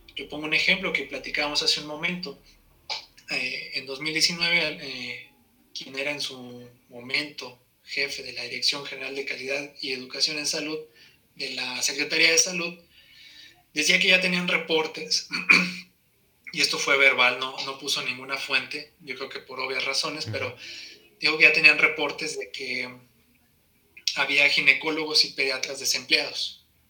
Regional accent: Saltillo, Coahuila, Mexico; moved away as an adult; now in Mexico City, Mexico; yo soy originario de Saltillo, Coahuila

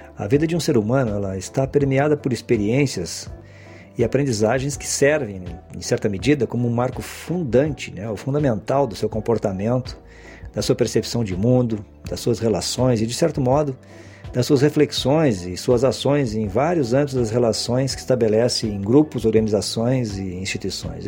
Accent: Porto Alegre, Rio Grande do Sul, Brazil; de Porto Alegre e da região metropolitana, que é onde eu nasci e vivi boa parte da minha infância e adolescência

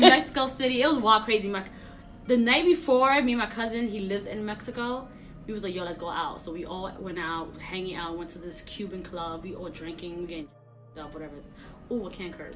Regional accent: New York City, New York, United States; My parents always put me in, in programs growing up in Sunset Park, Brooklyn

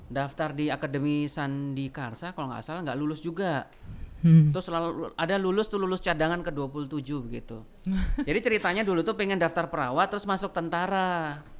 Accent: Java, Indonesia; now in Makassar, Indonesia; baru kan. Saya ini kan Jawa. Terus kalau ke Jawa lagi ndak seru.

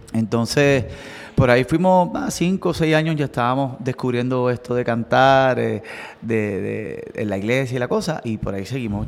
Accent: Coamo, Puerto Rico; nosotros somos de Coamo

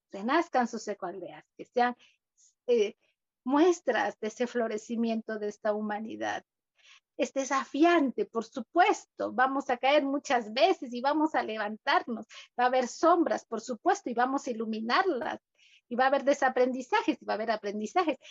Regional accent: Cuenca, Azuay, Ecuador; Cuenca, la ciudad de donde yo vengo

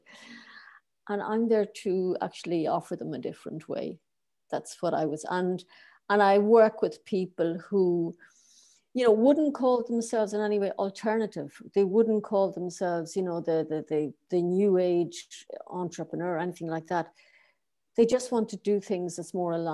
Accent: Ireland; moved away as an adult; now in Berlin, Germany; I'm Irish. I started off working for the government

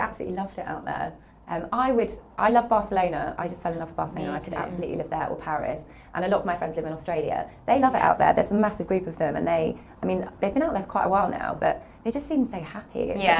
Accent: New Forest, South East England, United Kingdom; now in London, United Kingdom; I'm from the New Forest

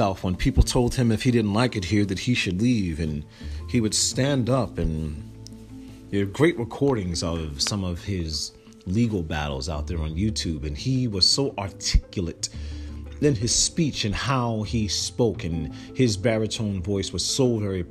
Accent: Newark, New Jersey, United States; also born or lived in Trenton, New Jersey / Irvington, New Jersey; I was born in 1973 in Trenton, New Jersey, and raised between Newark and Irvington, New Jersey.

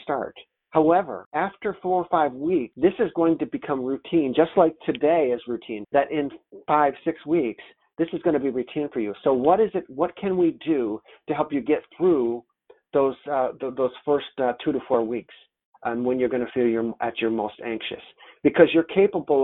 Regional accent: Rochester, New York, United States; I'm from Rochester, New York

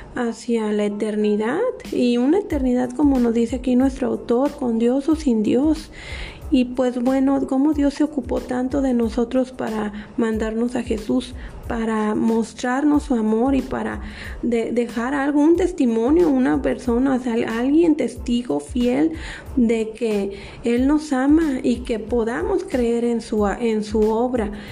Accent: Mexico; somos embajadores de aquí de México

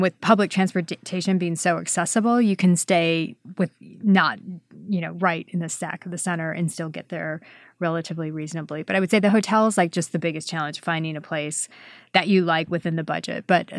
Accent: Wisconsin, United States; I'm from Wisconsin, right. So it never gets that cold.

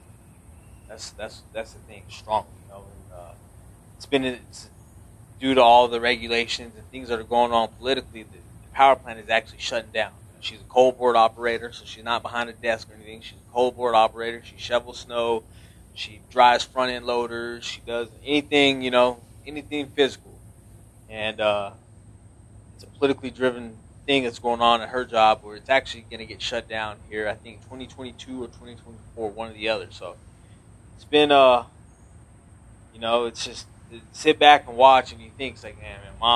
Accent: New Mexico, United States; moved away; I'm from New Mexico. 505 stand up.

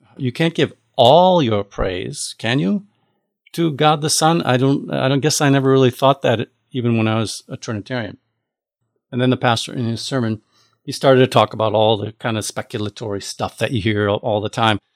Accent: United States; I am an American

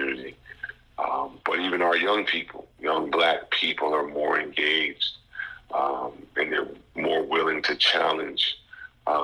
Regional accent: Teaneck, New Jersey, United States; now in North Carolina, United States; my hometown in Teaneck, New Jersey

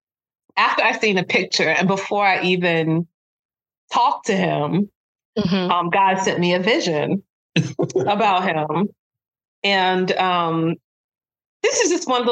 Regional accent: Brooklyn, New York, United States; in Brooklyn, which is my hometown

